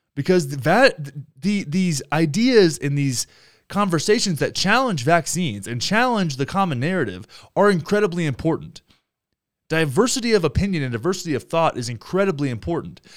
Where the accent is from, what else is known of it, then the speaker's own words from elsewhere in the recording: Texas, United States; now in Denver, United States; my home state of Texas